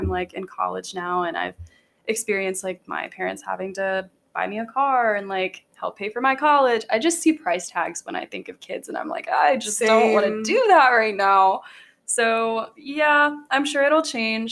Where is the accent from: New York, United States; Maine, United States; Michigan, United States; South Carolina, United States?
South Carolina, United States; Greenville; Greenville, Greenville, South Carolina. I've been born and raised here